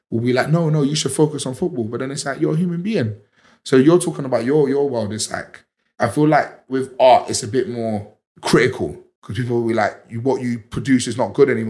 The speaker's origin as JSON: {"language": "English", "town": "Liverpool", "region": "North West England", "country": "United Kingdom", "said": "Please leave your little black people gang stuff in London. We're from Liverpool."}